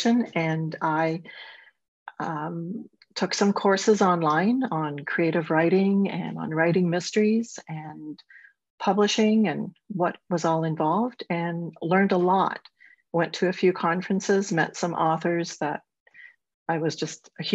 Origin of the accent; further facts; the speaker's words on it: Ontario, Canada; I'm a Canadian. I live in Southern Ontario